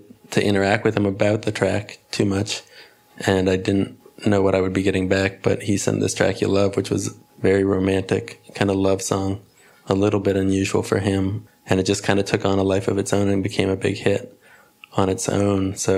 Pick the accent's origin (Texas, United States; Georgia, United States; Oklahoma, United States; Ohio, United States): Ohio, United States; Cleveland; born there; also born or lived in Philadelphia; now in Brooklyn, United States; Well, actually, I was born in Cleveland.